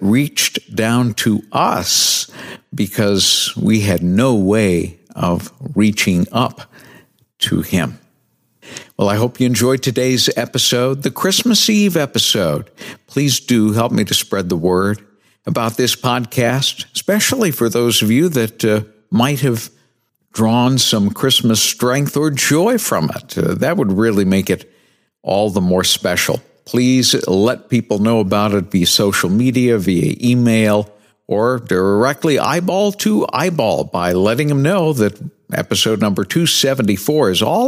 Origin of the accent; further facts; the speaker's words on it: New Bedford, Massachusetts, United States; moved away; my hometown of New Bedford, Massachusetts